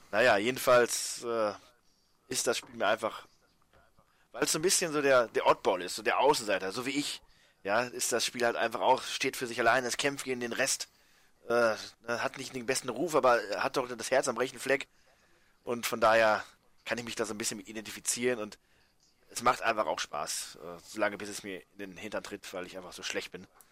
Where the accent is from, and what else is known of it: Germany